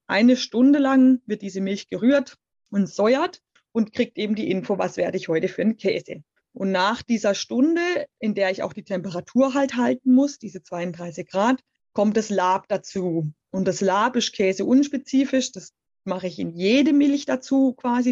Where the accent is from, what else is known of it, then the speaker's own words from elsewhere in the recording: Black Forest, Baden-Württemberg, Germany; der Schwarzwald bedeutet für mich ganz klar natürlich meine Heimat